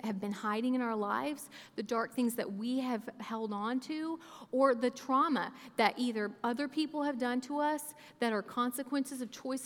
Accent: Oklahoma, United States; moved away as an adult; now in Kentucky, United States; I grew up in Oklahoma from ages 8 to 18, so I claim Oklahoma. I've lived in places

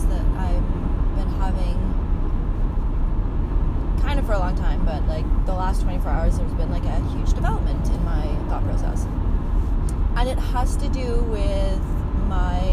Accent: Winnipeg, Manitoba, Canada; also born or lived in Halifax; now in Toronto, Canada; I'm from Winnipeg

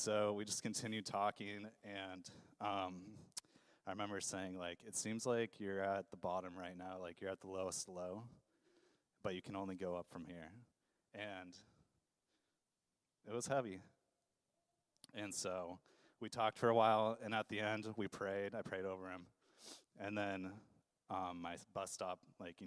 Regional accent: Idaho, United States; moved away as an adult; now in Portland, United States; I grew up in Idaho, and the reason I'm in Portland is that I initially moved out here to go to college

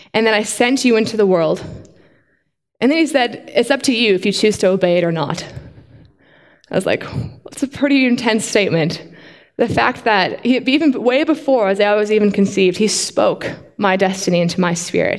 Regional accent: Canada; now in Australia; you guys may sound from my accent, but I'm actually Canadian

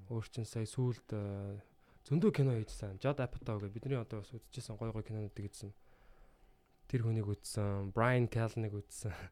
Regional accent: Mongolia; би юм Монголоос ирсэн мэрсэн

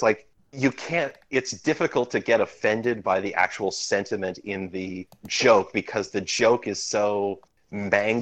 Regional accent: Canada; I'm Canadian

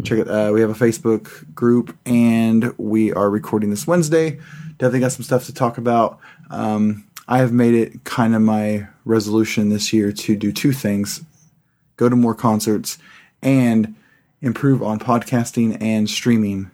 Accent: Pratt, Kansas, United States; also born or lived in California / Sawyer, Kansas; I was born in California and moved to Pratt, Kansas and Sawyer, Kansas

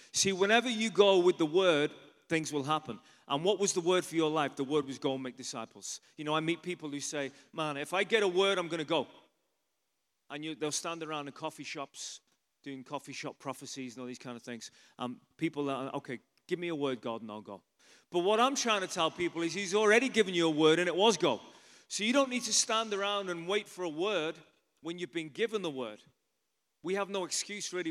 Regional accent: Liverpool, North West England, United Kingdom; moved away as an adult; also born or lived in London / Ireland; I'm from England originally. Anyone ever been to Liverpool in England?

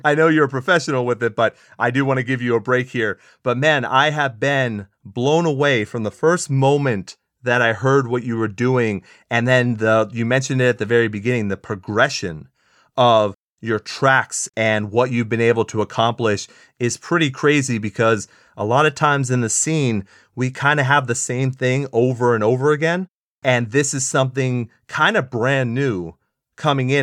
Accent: San Antonio, Texas, United States; what I grew up on in San Antonio

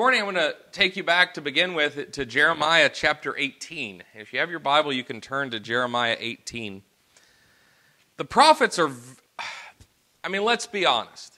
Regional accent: Arkansas, United States; Growing up in Arkansas

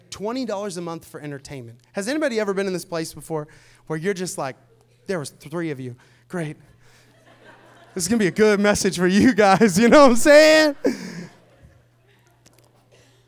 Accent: Seattle, Washington, United States; now in Tampa, United States; I'm from Seattle

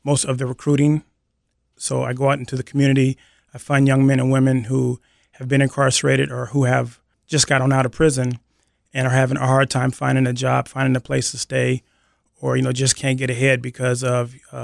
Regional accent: Seattle, Washington, United States; I grew up here in Seattle, in the Central District.

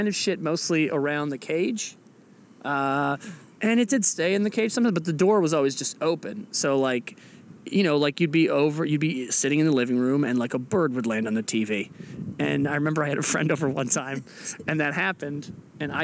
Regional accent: Massachusetts, United States; moved away as an adult; also born or lived in Maine; now in Washington, D.C., United States; From Massachusetts originally

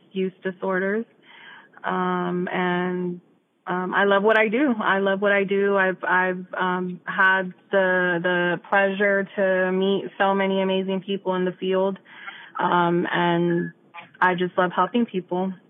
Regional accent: Immokalee, Florida, United States; I grew up in Immokalee

